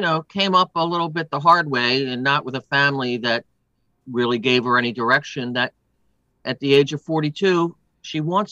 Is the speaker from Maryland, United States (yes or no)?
yes; Baltimore, Maryland, United States; I was from Baltimore